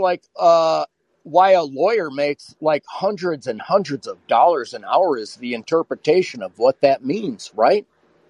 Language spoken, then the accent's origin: English; Wisconsin, United States; I'm from Wisconsin